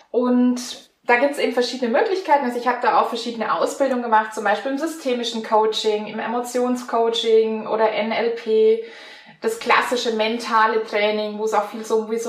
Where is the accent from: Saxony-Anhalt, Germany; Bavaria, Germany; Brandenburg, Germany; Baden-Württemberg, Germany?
Bavaria, Germany; born there; accent: Franconian; now in Blaustein, Germany; komme gebürtig aus Franken. Manche hören das dann auch am Dialekt.